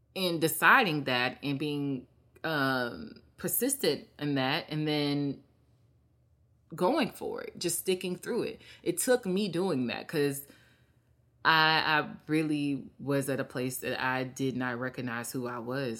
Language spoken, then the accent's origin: English; Mississippi, United States; moved away as an adult; I go back and help my state